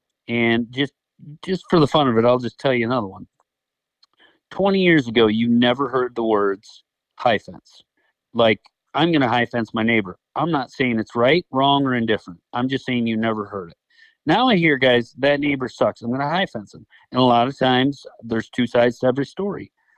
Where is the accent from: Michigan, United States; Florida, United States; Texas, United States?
Michigan, United States; Now, is it better than, you know, where I came from, Michigan?